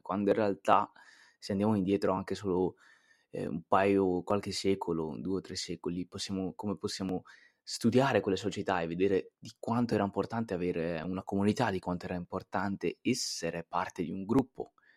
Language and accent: Italian; Italy; E in Italia, in Italia abbiamo questo detto qui, chi fa da sé fa per tre